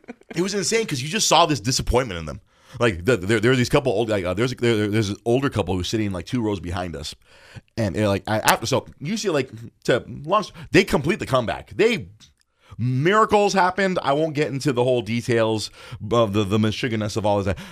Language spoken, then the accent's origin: English; Los Angeles, California, United States; We, we grew up in Los Angeles